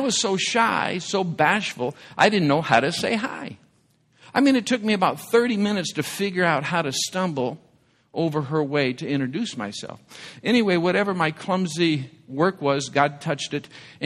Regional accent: Michigan, United States; growing up in the Midwest in Michigan, I was a Detroit Tigers baseball fan as a young boy.

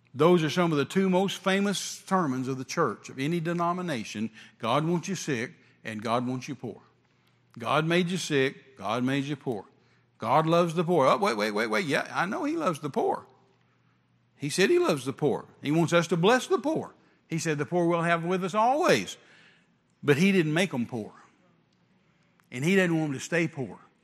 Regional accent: West Texas, United States; me being raised in West Texas around rattlesnakes

